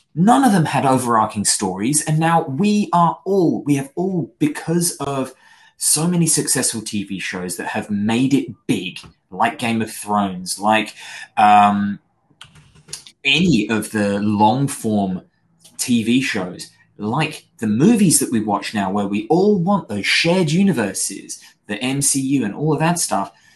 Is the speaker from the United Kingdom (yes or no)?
yes; United Kingdom; I'm British